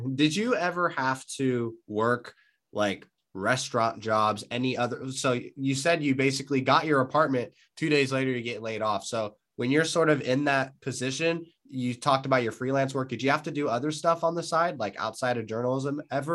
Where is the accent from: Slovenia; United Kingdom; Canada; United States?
United States; California; I'm from California